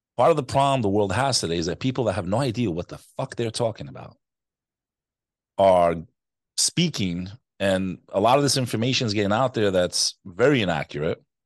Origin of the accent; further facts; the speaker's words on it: United States; also born or lived in New York; I am American, first generation born in the U S. My family came here to escape communism